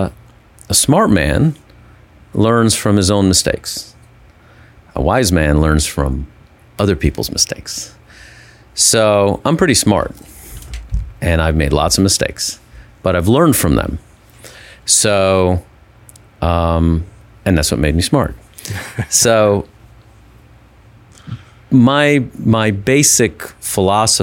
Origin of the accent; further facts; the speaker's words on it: Cleveland, Ohio, United States; moved away as an adult; also born or lived in Houston, Texas; I grew up in Cleveland, Ohio, or the suburbs of Cleveland, Ohio